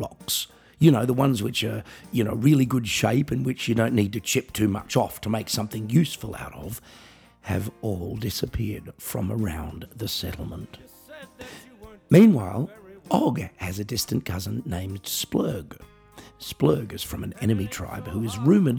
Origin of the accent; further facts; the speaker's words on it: Australia; now in Germany; I'm an Australian musician, singer, songwriter, comedian, writer, and coffee enthusiast